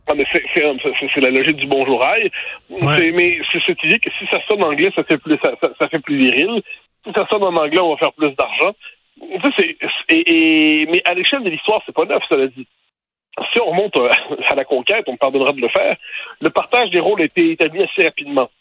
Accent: Quebec, Canada; dans nos références québécoises

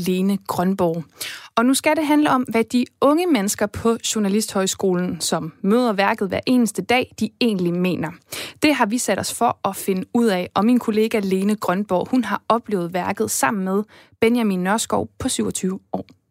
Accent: Esbjerg, Southern Denmark, Denmark; min hjemby Esbjerg

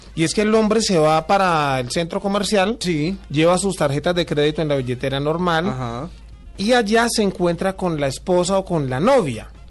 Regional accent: Cali, Valle del Cauca, Colombia; Yo soy de Cali

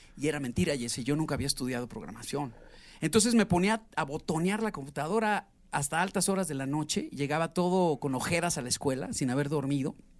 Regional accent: Mexico; also born or lived in Mexico City / Atizapán de Zaragoza, State of Mexico / Mérida; el mexicano, ya sabes que somos así

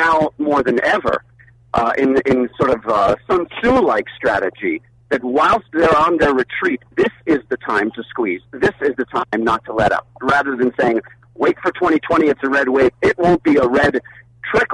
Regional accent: New York City, New York, United States; now in Phoenix, United States; my days growing up in Brooklyn

